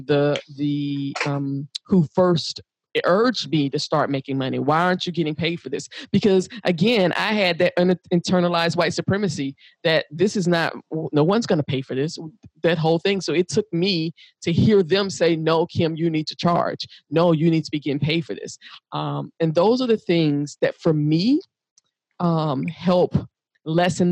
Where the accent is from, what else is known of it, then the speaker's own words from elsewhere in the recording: United States; I'm African American, because I'm from the United States